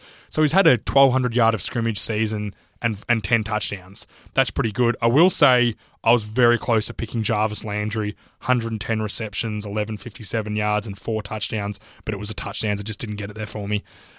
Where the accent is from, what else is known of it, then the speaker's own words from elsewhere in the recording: Australia; as an Australian